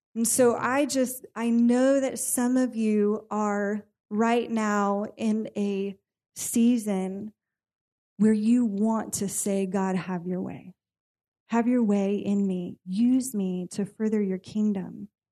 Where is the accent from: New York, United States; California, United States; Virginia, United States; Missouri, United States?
California, United States; I am born and raised in California